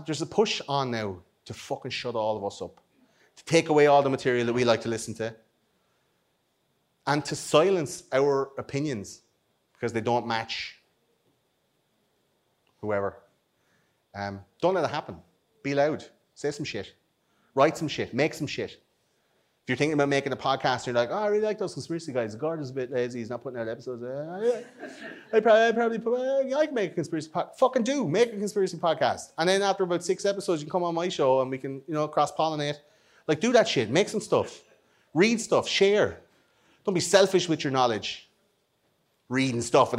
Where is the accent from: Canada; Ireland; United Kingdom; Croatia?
Ireland; We're Irish